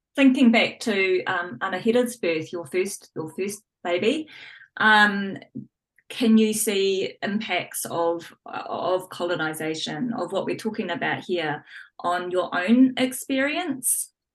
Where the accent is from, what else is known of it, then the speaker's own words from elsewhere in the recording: New Zealand; growing up as a as a Kiwi kid